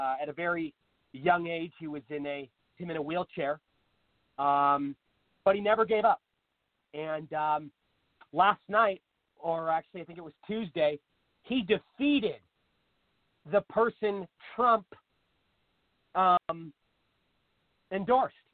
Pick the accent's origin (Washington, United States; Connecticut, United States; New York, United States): Washington, United States; Seattle; Seattle, for instance, my hometown